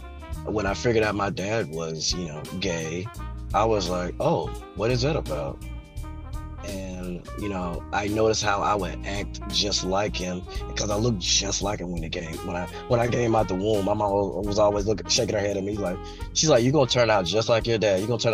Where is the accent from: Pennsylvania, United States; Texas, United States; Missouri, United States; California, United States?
Texas, United States; Hooks; I grew up in Texas, born and raised here